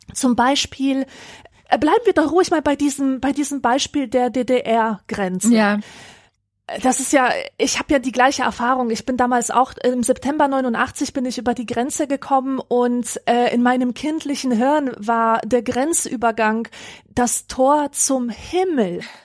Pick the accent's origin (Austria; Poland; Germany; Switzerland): Poland; Upper Silesia; moved away; Das ist die Region, in der ich aufgewachsen bin